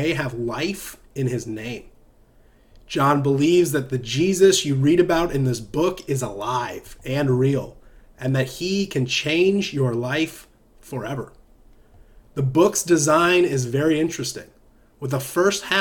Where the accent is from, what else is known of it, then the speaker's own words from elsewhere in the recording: Southern United States, United States; accent: Southern American; It's my Southern American accent